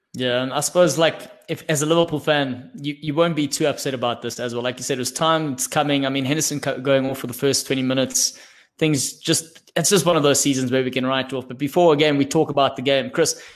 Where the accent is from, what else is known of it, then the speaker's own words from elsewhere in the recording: South Africa; I'm a South African